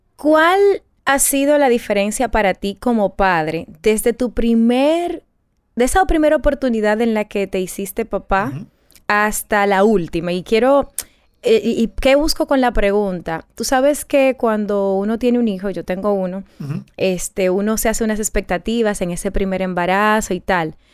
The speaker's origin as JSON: {"language": "Spanish", "country": "Dominican Republic"}